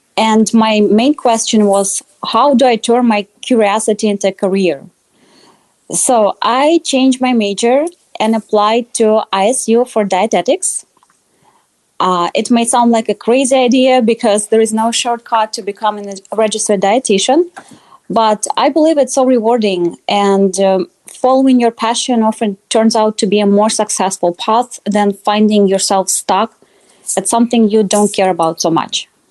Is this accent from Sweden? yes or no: no; Russia; moved away as an adult; now in Iowa, United States; I grew up in Russia and moved to Iowa a few years ago